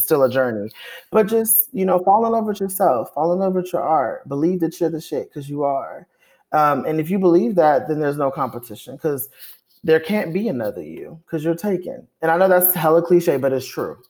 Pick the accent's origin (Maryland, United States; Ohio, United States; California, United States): California, United States; Compton; I am from Compton, California.